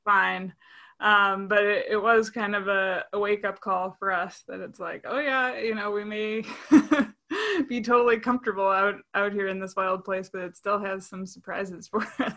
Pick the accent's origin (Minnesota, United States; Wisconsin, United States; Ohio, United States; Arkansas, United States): Minnesota, United States; Saint Paul; I grew up in Saint Paul, Minnesota